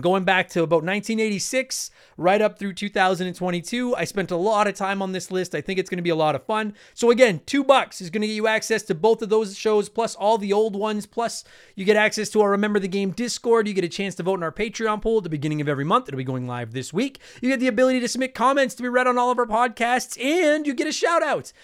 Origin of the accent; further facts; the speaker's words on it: Canada; I'm Canadian with the French on it